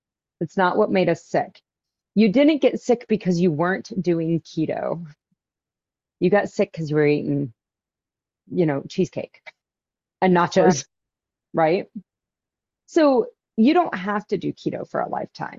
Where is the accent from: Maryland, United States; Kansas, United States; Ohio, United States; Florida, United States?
Kansas, United States; Wichita; my hometown here in Kansas, we have a cardiologist's office. I live in the biggest town in Kansas